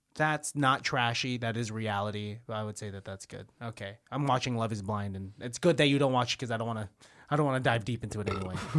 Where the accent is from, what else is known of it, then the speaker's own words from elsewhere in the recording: Martinez, California, United States; I'm from Martinez